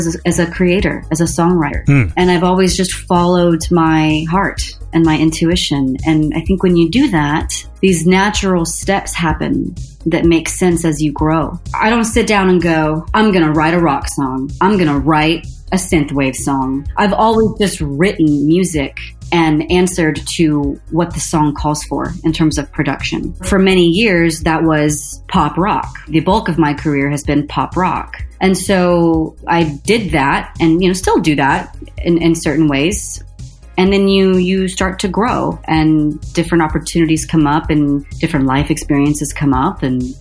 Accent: Dallas, Texas, United States; I was born and raised in Dallas

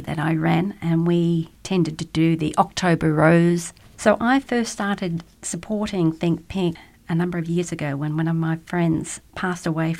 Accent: Australia; moved away as an adult; now in Luxembourg; I'm Australian, so I moved here in 1998 following my husband for work

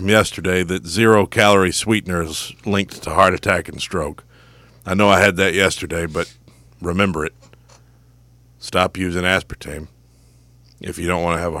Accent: United States; But as an American

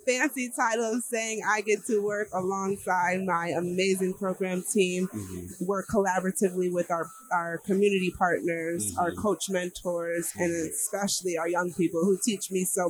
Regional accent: Chicago, Illinois, United States; now in Philadelphia, United States; Philly girl now, but I'm from Chicago.

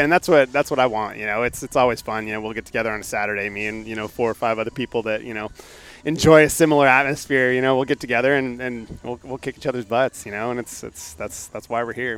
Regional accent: Alaska, United States; moved away as an adult; also born or lived in North Dakota / Oklahoma / Houston / Pennsylvania; now in Bay Area, California, United States; I was born and raised in Alaska.

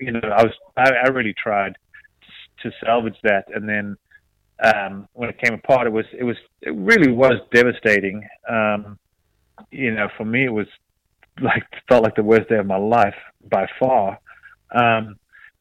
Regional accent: South Africa; now in United States; I'm South African.

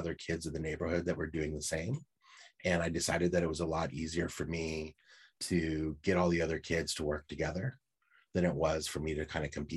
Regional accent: San Francisco Bay Area, California, United States; I grew up in San Francisco Bay Area

